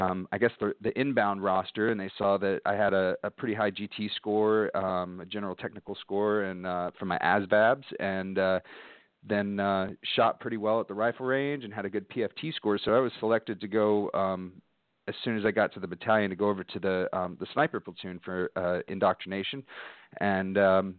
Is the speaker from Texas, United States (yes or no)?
yes; Dallas, Texas, United States; I grew up mostly in Dallas, Texas.